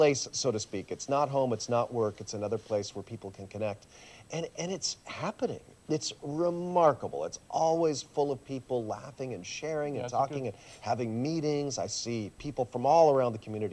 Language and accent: English; San Jose, California, United States; first language Swiss German; English is a second language; also born or lived in Switzerland; My parents were Swiss, but I was born in San Jose